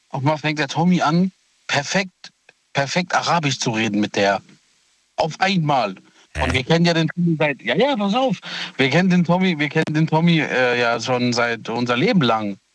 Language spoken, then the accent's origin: German; Italy; Ähm, ich bin Italiener, der Thomas ist ja, Thomas ist ja der Deutsche von uns.